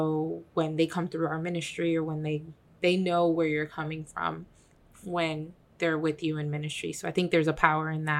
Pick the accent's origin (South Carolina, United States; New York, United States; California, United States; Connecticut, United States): Connecticut, United States; Bridgeport; been brought up here in Bridgeport, Connecticut, good old Bridgeport, Connecticut, I was born in St. Vincent's Hospital